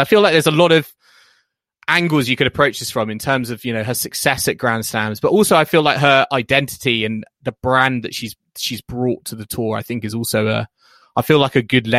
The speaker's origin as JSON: {"language": "English", "country": "United Kingdom", "said": "the struggles we've been through as British tennis fans with Andy Murray, Tim Henman, etc."}